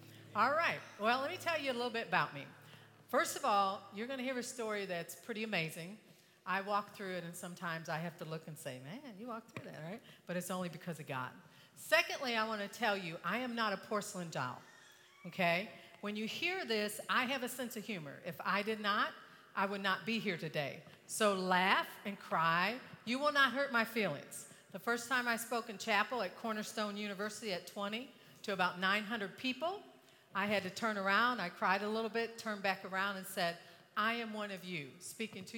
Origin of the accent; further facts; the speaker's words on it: Allen Park, Michigan, United States; moved away as an adult; also born or lived in Kentucky / Grand Rapids, Michigan; now in Corbin, United States; I was raised in Allen Park